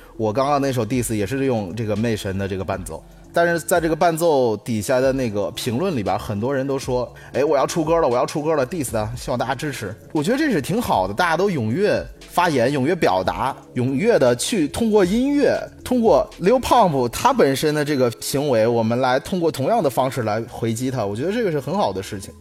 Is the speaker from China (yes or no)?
yes; Henan, China; 其实我们河南人为什么被骂得最多？